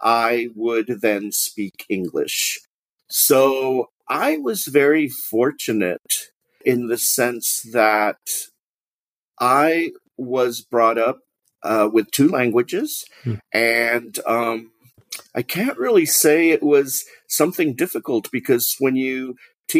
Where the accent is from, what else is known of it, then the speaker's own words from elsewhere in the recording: McAllen, Texas, United States; also born or lived in Denton, Texas; I was born in the United States in McAllen, Texas. McAllen, Texas is a border town, and it is pretty much Hispanic populated